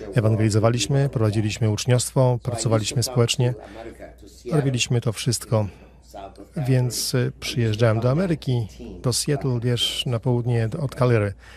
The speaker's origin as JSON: {"language": "Polish", "country": "Sierra Leone", "tie": "born or raised there", "also_born_or_lived": "Liberia", "moved": "as an adult", "lives_now": "Florida, United States", "said": "Pochodzę z Afryki Zachodniej, Sierra Leone. Tam się urodziłem i dorastałem."}